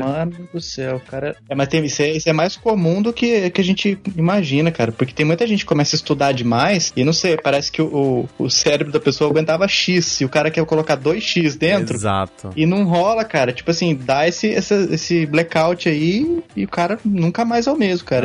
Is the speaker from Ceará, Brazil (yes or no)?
no; Pindamonhangaba, São Paulo, Brazil; now in Tatuí, Brazil; cidade onde eu nasci, Pindamonhangaba, São Paulo